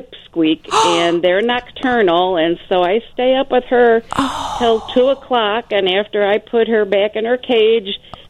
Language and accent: English; Chicago, Illinois, United States; now in Bridgman, United States; Bridgman, Michigan, but originally from Chicago.